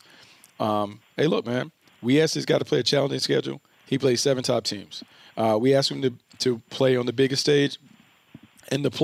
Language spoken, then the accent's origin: English; North Carolina, United States; growing up in North Carolina